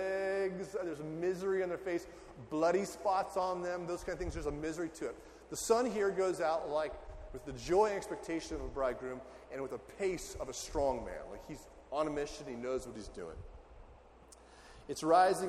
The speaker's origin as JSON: {"language": "English", "region": "California desert", "country": "United States", "tie": "born or raised there", "moved": "as an adult", "lives_now": "Ohio, United States", "said": "I'm from California in the desert. I felt like at age 18, I'd done all the sweating I need to do for the desert."}